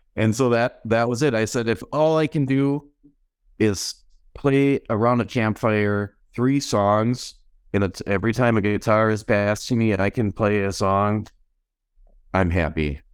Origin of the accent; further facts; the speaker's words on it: Mayville, Wisconsin, United States; now in West Bend, United States; I grew up in Mayville, which is in Dodge County